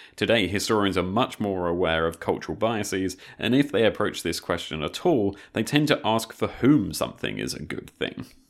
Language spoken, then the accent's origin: English; United Kingdom; as a Brit